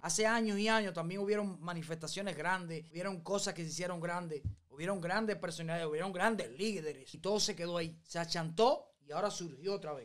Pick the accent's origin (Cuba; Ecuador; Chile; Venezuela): Cuba; moved away; quiero regresar a Cuba de verdad y ver a mi Cuba libre